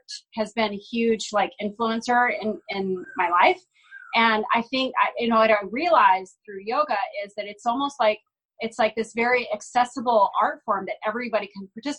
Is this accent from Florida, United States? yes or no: no; Austin, Texas, United States; I grew up in Austin, Texas